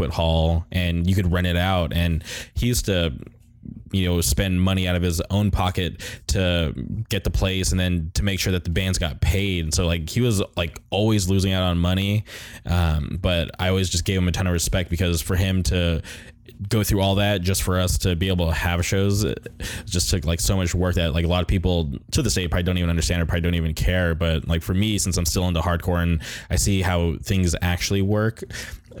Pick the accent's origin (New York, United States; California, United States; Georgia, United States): California, United States; Palm Springs; I grew up in Palm Springs